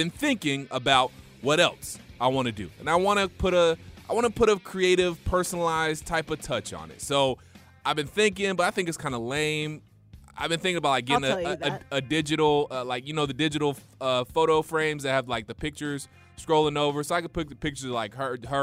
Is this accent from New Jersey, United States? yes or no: no; Georgia, United States; accent: country twang; I'm from Georgia, too, so I just automatically have a somewhat of a country twang.